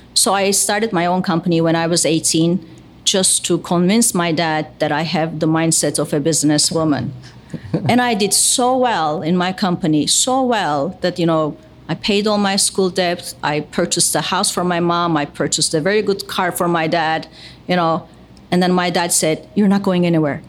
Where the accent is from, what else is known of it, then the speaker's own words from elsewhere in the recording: Istanbul, Turkey; moved away as an adult; now in United States; I was born in Istanbul. I'm Turkish American